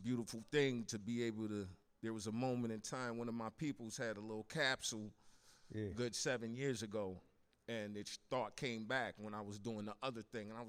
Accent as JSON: {"language": "English", "region": "Minnesota", "country": "United States", "tie": "born or raised there", "also_born_or_lived": "Elmira, New York", "said": "I was raised in Minnesota"}